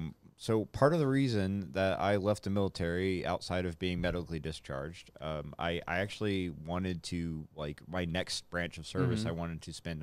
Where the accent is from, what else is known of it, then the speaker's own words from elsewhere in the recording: Germany; moved away; I was born in Germany